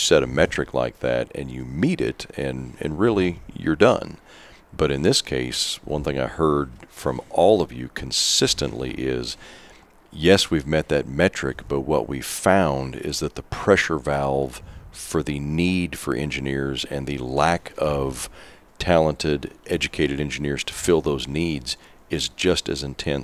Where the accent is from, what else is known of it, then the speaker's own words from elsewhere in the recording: Kansas, United States; we proud Kansans